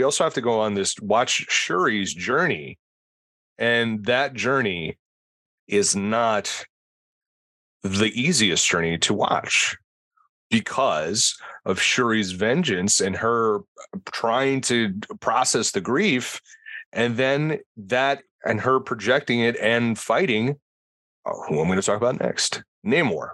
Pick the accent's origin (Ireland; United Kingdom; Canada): Ireland; I'm Irish